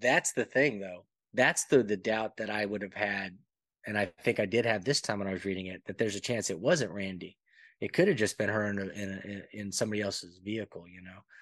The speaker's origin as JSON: {"language": "English", "region": "Alabama", "country": "United States", "tie": "born or raised there", "also_born_or_lived": "Panama / Texas", "moved": "yes", "said": "I grew up in Alabama for the majority of my, you know, youth and then moved to Panama and then moved to Texas."}